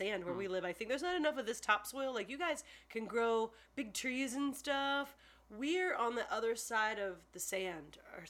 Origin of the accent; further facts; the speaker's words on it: West Palm Beach, Florida, United States; the house I grew up in West Palm Beach.